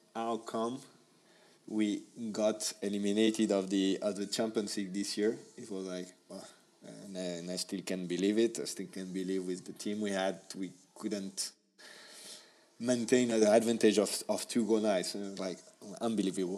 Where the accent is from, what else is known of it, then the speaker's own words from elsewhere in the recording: Paris, Île-de-France, France; English is a second language; I'm from Paris